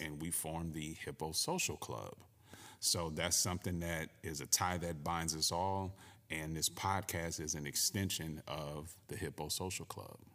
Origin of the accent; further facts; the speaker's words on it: Cleveland, Ohio, United States; also born or lived in Connecticut; I too am from the Midwest, born and raised in Cleveland, Ohio